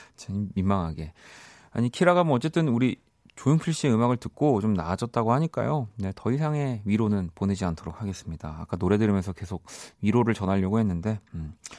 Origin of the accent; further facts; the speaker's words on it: Busan, South Korea; moved away; 저는 물론 이제 고향은 부산이지만